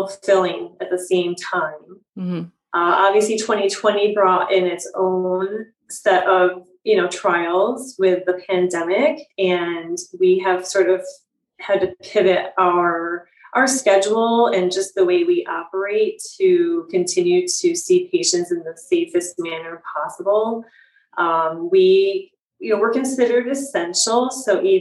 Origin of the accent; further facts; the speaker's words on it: Michigan, United States; moved away as an adult; now in Chicago, United States; I'm from Michigan originally and came to Chicago for my schooling